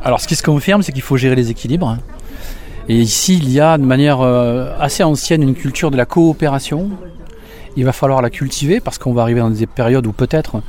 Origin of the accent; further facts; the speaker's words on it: Beaucaire, Occitania, France; Alors moi j'ai grandi à Beaucaire, donc je suis gardois, j'ai grandi à Beaucaire